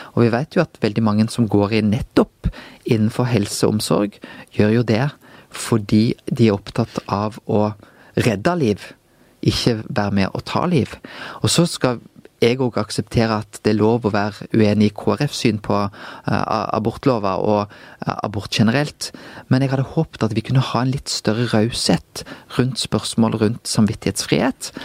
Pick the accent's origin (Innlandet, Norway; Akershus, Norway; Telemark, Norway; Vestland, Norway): Vestland, Norway; Bømlo; moved away as an adult; also born or lived in Bergen; jeg vokste jo opp på Bømlo.